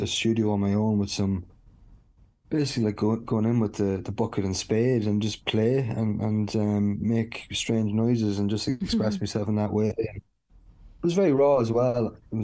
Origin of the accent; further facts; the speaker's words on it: Dundalk, County Louth, Ireland; growing up in Dundalk